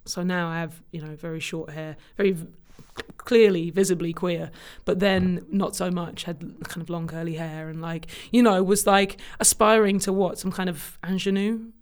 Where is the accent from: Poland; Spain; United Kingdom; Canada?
United Kingdom; Cambridge, East of England; moved away as an adult; also born or lived in London; now in New York, United States; I grew up in Cambridge, in the U K